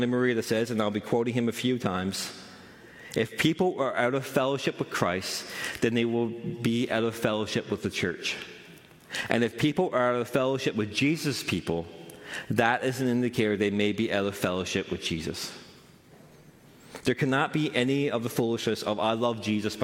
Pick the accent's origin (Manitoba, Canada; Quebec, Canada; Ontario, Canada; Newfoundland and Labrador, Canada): Newfoundland and Labrador, Canada; I'm from Central